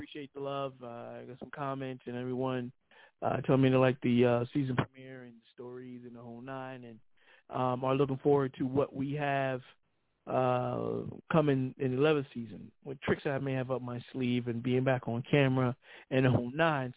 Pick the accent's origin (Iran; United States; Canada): United States; Philadelphia, Pennsylvania; I'm from Philly. I love my city